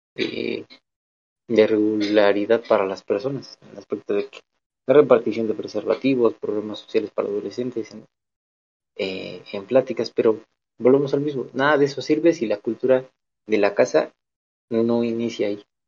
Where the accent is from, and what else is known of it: Mexico